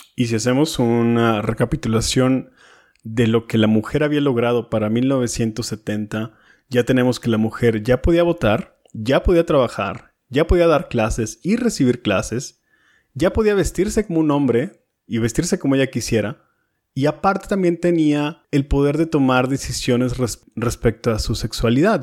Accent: Monterrey, Nuevo León, Mexico; yo soy de Monterrey

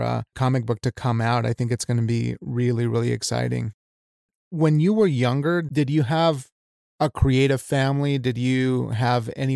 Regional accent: Wyoming, United States; I'm from Wyoming. I'm Mexican, but like I was raised in the state of Wyoming where nothing happens.

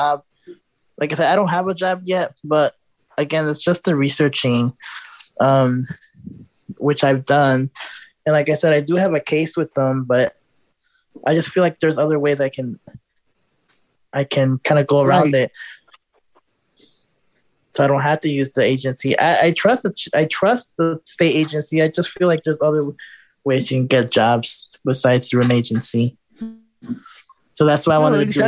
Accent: Chicago, Illinois, United States; moved away as an adult; now in Houston, United States; I'm from Chicago originally

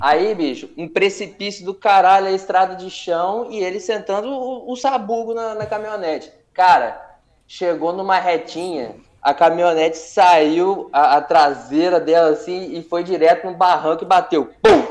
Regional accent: Espírito Santo, Brazil; Eu sou do Espírito Santo

